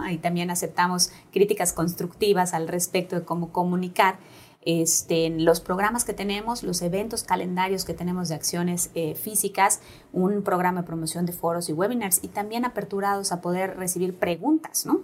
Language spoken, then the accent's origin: Spanish; Yucatán, Mexico; nos ha faltado como yucatecos y yucatecas